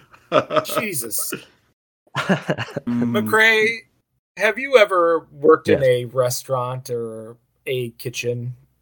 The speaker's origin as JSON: {"language": "English", "area": "Derbyshire", "region": "East Midlands", "country": "United Kingdom", "said": "As a British person"}